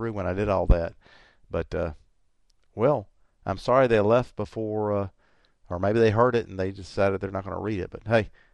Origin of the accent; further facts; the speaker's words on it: the South, United States; I'm from the South. We tend to like it more cooked down here.